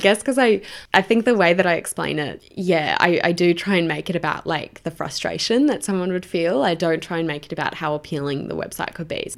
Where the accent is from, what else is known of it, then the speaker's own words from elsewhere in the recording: Brisbane, Queensland, Australia; moved away as an adult; now in Sydney, Australia; I'm originally from Brisbane. I moved down to Sydney